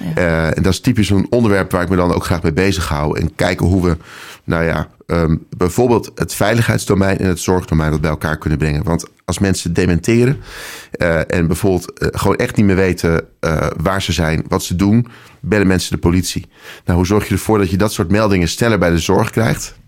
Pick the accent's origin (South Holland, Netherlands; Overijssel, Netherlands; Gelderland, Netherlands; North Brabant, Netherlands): Gelderland, Netherlands; Nijkerk; moved away; also born or lived in Apeldoorn / Amsterdam; geboren in Nijkerk op de Veluwe. Eh, vijf jaar in Apeldoorn gewoond